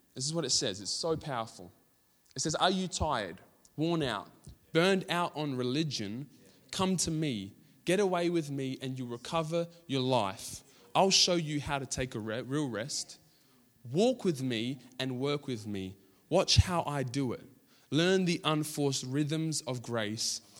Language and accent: English; Australia; we're Australian